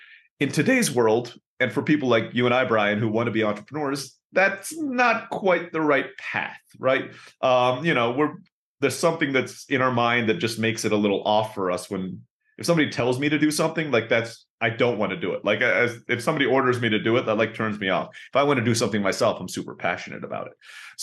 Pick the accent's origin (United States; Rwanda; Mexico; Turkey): Turkey; also born or lived in Philippines; So a little bit about my background is I was born in the Philippines, grew up in Turkey.